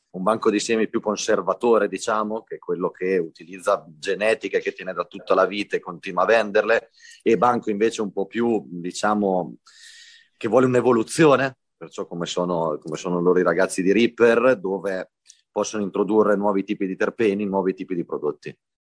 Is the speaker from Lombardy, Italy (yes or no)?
no; Abruzzo, Italy; now in Spain; è un piacere per noi qui dalla Spagna supportare un programma così fatto nel, nella mia terra di origine